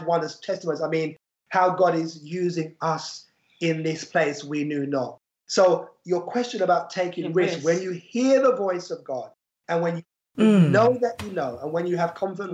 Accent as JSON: {"language": "English", "region": "London", "country": "United Kingdom", "tie": "born or raised there", "moved": "as an adult", "lives_now": "Kent coast, United Kingdom", "said": "We're from London, just like Abigail. We're Londoners born and bred"}